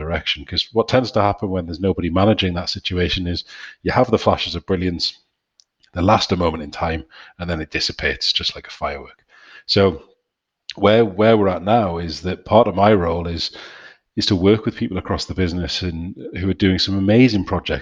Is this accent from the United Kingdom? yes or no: yes; York, Yorkshire and the Humber, United Kingdom; accent: northeastern; now in Newcastle, United Kingdom; Based up here in Newcastle, and clearly heralded from Newcastle for quite some time, although technically from York